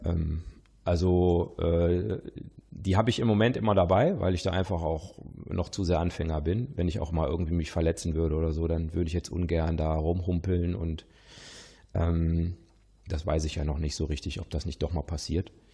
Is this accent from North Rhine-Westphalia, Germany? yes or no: yes; Witten/Herdecke, North Rhine-Westphalia, Germany; now in Lower Rhine, Germany; ich stamme ja aus aus Wittenherdecke und ich wohne ja am Niederrhein